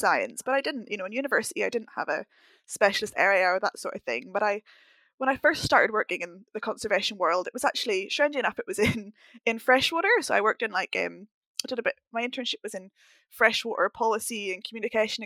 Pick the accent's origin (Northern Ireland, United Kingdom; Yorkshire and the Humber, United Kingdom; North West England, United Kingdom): Northern Ireland, United Kingdom; moved away as an adult; also born or lived in Stirling, Scotland / London; I grew up in Northern Ireland